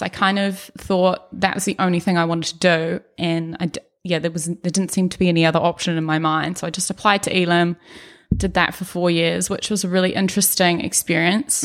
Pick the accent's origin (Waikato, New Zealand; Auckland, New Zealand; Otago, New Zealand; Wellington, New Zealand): Auckland, New Zealand; accent: Brummie; also born or lived in Birmingham, England; moved to Auckland, New Zealand when I was five years old, me, my sister, my parents. And, yeah, grew up around Ellerslie area mostly